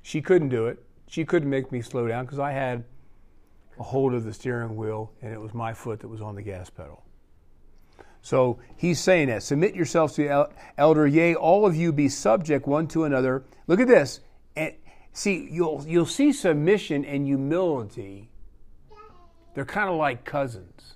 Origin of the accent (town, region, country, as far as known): Pennsylvania, United States; born or raised there; moved away